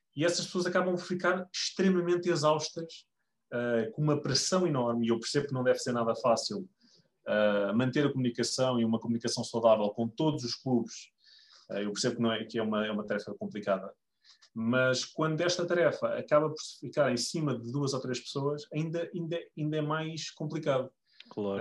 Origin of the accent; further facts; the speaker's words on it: Lisbon, Portugal; eu sou de Lisboa